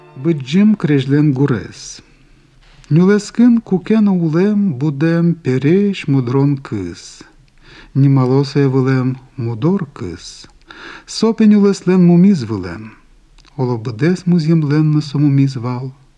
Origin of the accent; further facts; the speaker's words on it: Udmurtia, Russia; мы в Удмуртии, во-вторых, я удмурт